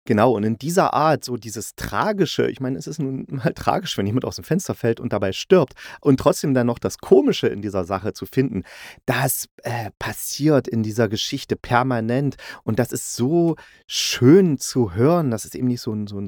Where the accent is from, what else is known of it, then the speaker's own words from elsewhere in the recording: East Germany, Germany; weil ich bin bin in Ostdeutschland groß geworden, sogar noch in der DDR, ja, ich bin schon echt alt